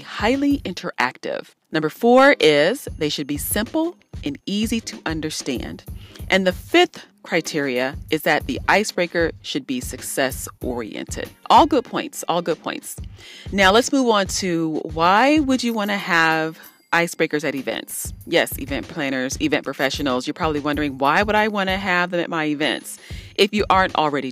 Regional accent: Columbus, Ohio, United States; I'm from Columbus, Ohio.

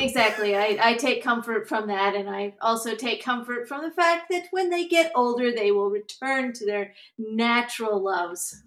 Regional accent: United States; moved away as an adult; also born or lived in Virginia / Alabama; now in Twin Cities, United States; I grew up mostly in Mississippi and Alabama.

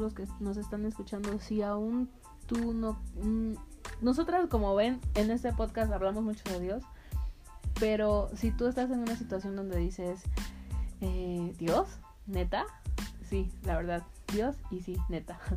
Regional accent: Veracruz, Mexico; moved away as an adult; now in Querétaro, Mexico; de donde soy, en Veracruz

